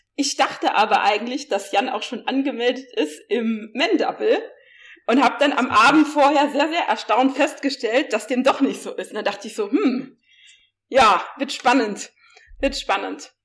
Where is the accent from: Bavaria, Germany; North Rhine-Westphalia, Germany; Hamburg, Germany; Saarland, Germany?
Saarland, Germany; ich komme ja wie gesagt aus dem Saarland